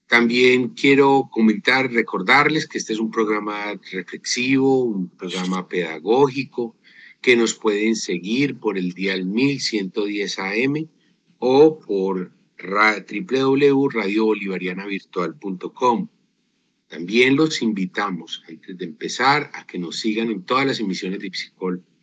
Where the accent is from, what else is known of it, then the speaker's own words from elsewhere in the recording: Arauca, Colombia; moved away as an adult; now in Antioquia, Colombia; Soy del departamento de Arauca.